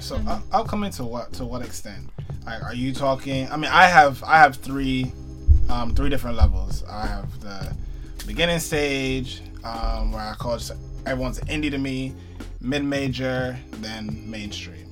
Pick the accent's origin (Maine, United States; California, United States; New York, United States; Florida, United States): New York, United States; New York City; also born or lived in Manhattan / the Bronx; I grew up in Brooklyn. I lived in Manhattan for a year, and I now I live in the Bronx